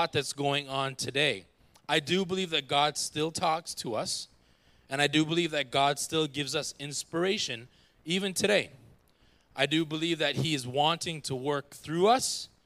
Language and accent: English; Jamaica; I'm a Jamaican.